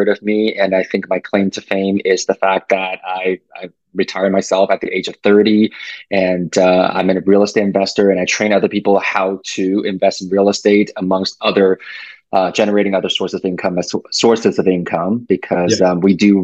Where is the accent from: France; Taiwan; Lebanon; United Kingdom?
Taiwan; now in Canada; I was born and raised in Asia, so in Taiwan